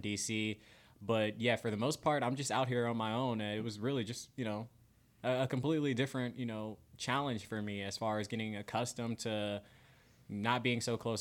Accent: Florida, United States; moved away as an adult; now in Spokane, United States; I'm a Florida boy through and through

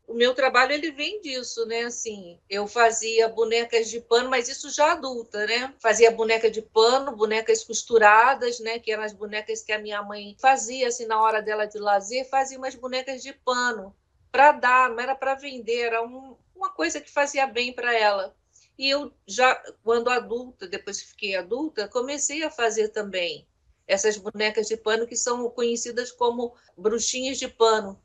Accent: São Luís, Maranhão, Brazil; Lá no Maranhão, né, que eu nasci lá, em São Luís, lá a gente tinha uma vida legalzinha, né, confortável

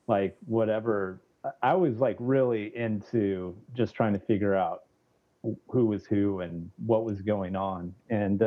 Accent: Yountville, California, United States; I grew up in Yountville, Napa Valley, and went to school with Nate

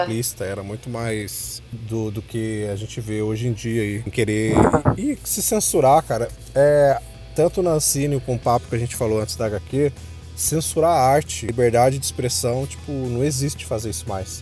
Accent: Brazil; somos nós, brasileiros

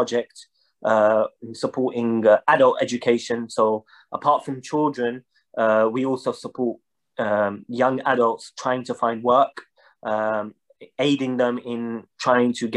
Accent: London, United Kingdom; I was born and raised in London, in East London

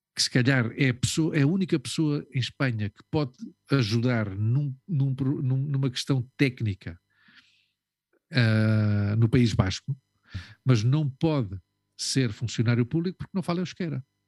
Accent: Lisbon, Portugal; moved away; eu nunca digo que sou de Portugal, eu digo que sou de Lisboa

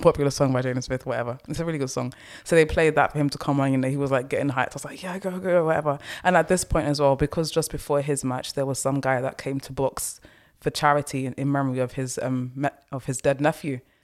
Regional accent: London, United Kingdom; also born or lived in Essex; I grew up in the East End slash Essex area, so I'm used to those accents

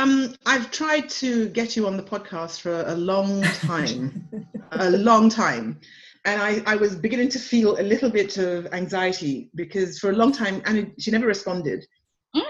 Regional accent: United Kingdom; moved away; also born or lived in Nigeria; we both were raised in the United Kingdom.

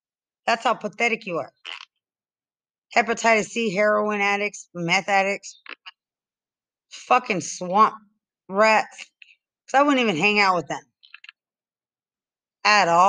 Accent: Lubbock, Texas, United States; now in San Antonio, United States; I'm in San Antonio and I'm from Lubbock

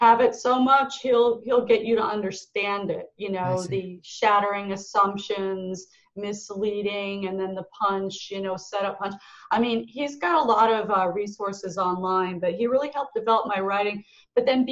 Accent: Florida, United States; moved away as an adult; also born or lived in Northern England; now in Los Angeles, United States; I grew up in Florida

